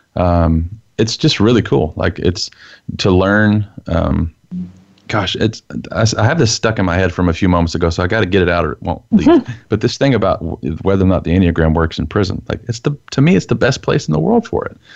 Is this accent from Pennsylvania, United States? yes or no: no; Texas, United States; as a Texan growing up in the Bible Belt, dad's a preacher